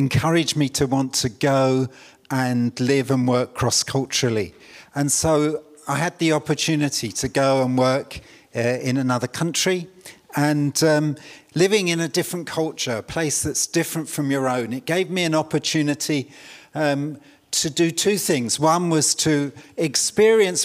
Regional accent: London, United Kingdom; I was brought up in East London.

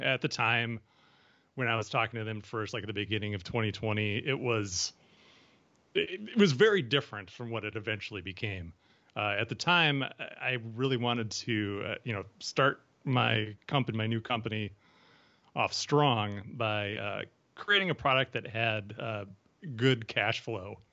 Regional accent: Ohio, United States; moved away as an adult; also born or lived in Wisconsin / Minnesota; I was born in Wisconsin, which, you know, neighbors Minnesota, uh, but I, uh, moved to Ohio when I was, uh, a teenager, or when I was, when I was younger, I was there for my teen years

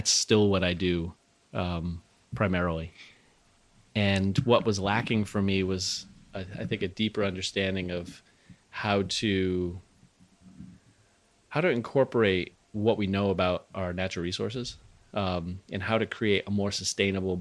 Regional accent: Rhode Island, United States; moved away as an adult; also born or lived in Western Massachusetts / New Hampshire; I grew up in Rhode Island.

